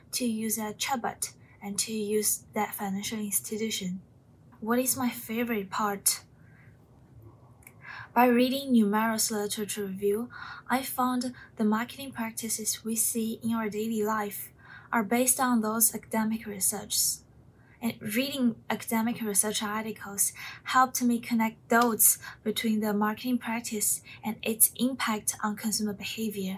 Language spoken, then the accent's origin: English; China; English is a second language; moved away as an adult; I'm from China